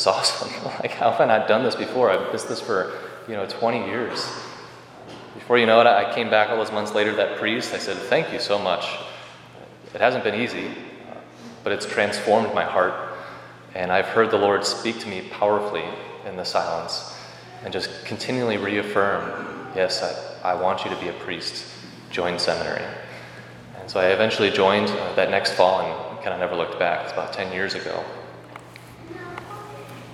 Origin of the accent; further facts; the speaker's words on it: Rockford, Illinois, United States; when I was a little kid growing up in Rockford